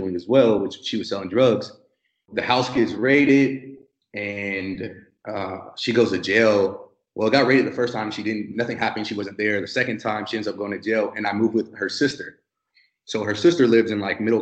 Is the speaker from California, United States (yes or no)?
yes; San Bernardino, California, United States; moved away as an adult; I'm from San Bernardino, California